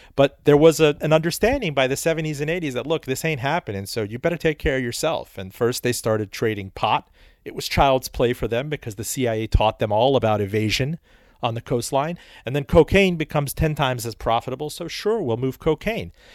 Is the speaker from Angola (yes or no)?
no; Miami, Florida, United States; moved away as an adult; also born or lived in Iran; I grew up in Miami. I was I was born in Iran. We came to Miami just on the eve of the Iranian Revolution